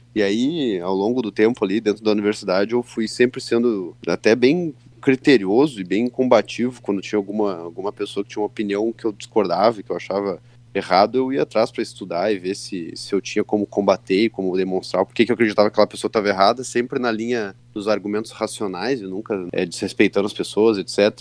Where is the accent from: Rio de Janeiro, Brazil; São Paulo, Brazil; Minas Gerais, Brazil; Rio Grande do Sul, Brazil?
Rio Grande do Sul, Brazil; Santa Maria; Eu nasci em Santa Maria, nasci lá em Santa Maria, me criei lá